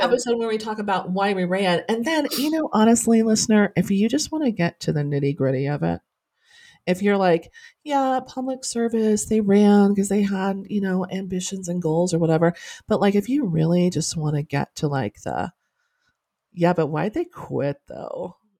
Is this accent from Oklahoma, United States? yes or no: yes; Norman, Oklahoma, United States; I'm a townie, like, I was born and raised in Norman